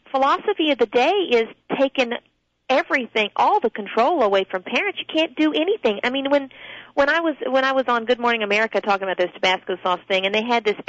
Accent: the South, United States; I'm from the South

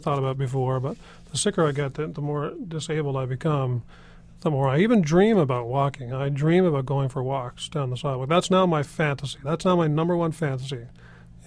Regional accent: Newfoundland and Labrador, Canada; I grew up in Newfoundland

